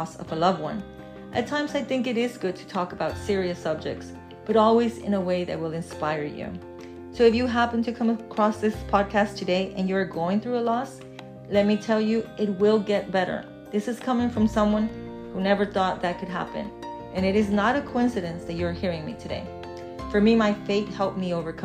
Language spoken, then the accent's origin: English; Texas, United States; also born or lived in Mexico / Charlotte, North Carolina; I was born in Mexico. I've lived in Texas since I was a child, so I consider Texas to be my home